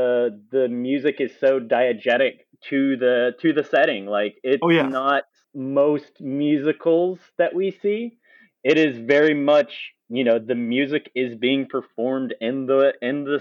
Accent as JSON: {"language": "English", "town": "Sandy", "region": "Utah", "country": "United States", "tie": "born or raised there", "also_born_or_lived": "Salt Lake City", "said": "I grew up in Salt Lake"}